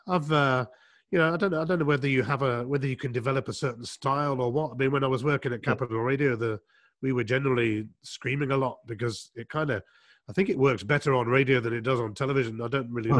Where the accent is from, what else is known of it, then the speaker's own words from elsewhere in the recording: England, United Kingdom; I was uh, growing up in England